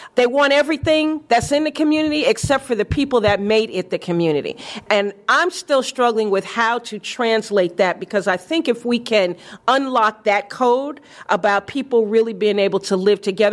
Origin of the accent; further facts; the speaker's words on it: New York, United States; moved away as an adult; the Harlem that I grew up